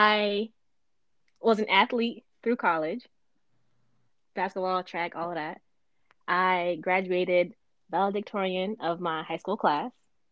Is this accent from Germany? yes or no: no; United States; moved away as an adult; also born or lived in Connecticut; now in Virginia, United States; I'm from up north, New York, Connecticut, all of that. I joined the Air Force and I ended up in Virginia. So right now I'm in Virginia.